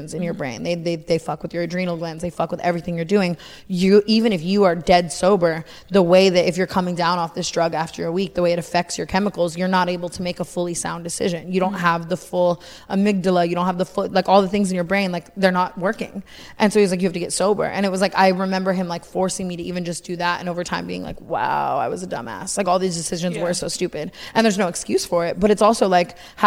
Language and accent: English; Las Vegas, Nevada, United States; now in Los Angeles, United States; I grew up in Vegas